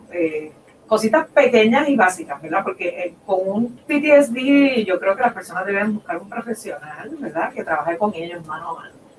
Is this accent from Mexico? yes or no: no; Puerto Rico; now in Boulder, United States; nosotros como puertorriqueños